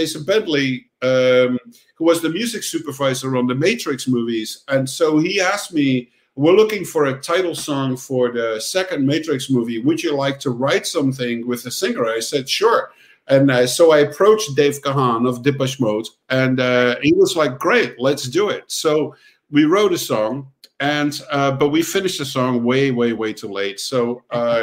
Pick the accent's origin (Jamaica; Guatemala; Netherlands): Netherlands; also born or lived in Amsterdam; I grew up on the countryside in the Netherlands